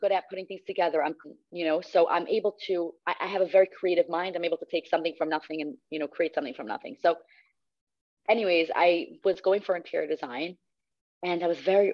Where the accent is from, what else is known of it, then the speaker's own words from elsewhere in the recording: Cedarhurst, New York, United States; I'm from Cedarhurst, New York